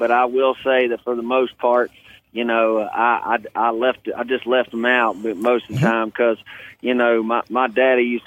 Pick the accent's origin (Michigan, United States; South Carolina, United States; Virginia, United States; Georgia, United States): Virginia, United States; Hanover; I was born in Hanover, Virginia.